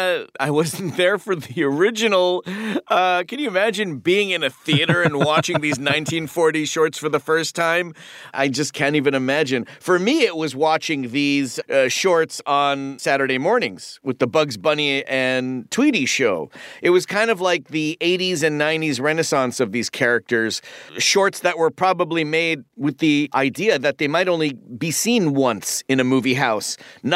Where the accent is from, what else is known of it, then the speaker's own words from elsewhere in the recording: Toronto, Ontario, Canada; I was already surrounded by accents at the table growing up in Toronto, Ontario, Canada.